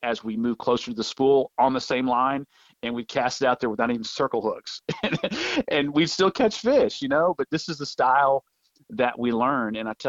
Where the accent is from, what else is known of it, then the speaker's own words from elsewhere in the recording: Birmingham, Alabama, United States; born there; also born or lived in Topeka, Kansas / Denver, Colorado / Manchester, New Hampshire / the Panhandle; I lived all over the place from Topeka, Kansas. I was born in Birmingham, Alabama, Denver, Colorado, Manchester, New Hampshire. And then we found ourselves moving back to the Panhandle for my middle school and high school years.